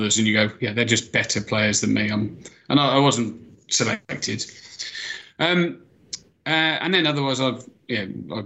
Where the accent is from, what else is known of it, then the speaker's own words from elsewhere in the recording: Ludlow, West Midlands, United Kingdom; I grew up out in near the Welsh border. In a place called Ludlow